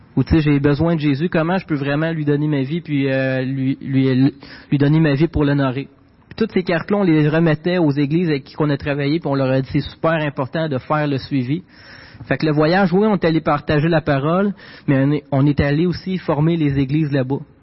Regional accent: Quebec, Canada; born or raised there

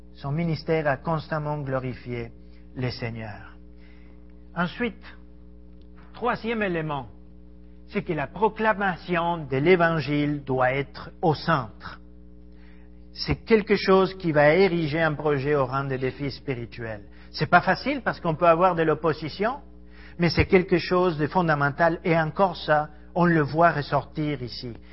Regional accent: Argentina; French is a second language; moved away as an adult; also born or lived in Ecuador / Paris, France; Je suis argentin. J'ai quitté mon pays il y a 23 ans, grosso modo.

